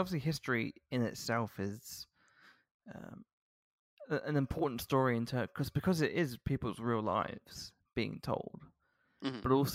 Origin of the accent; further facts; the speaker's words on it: London, United Kingdom; I'm from London. I'm a Londoner.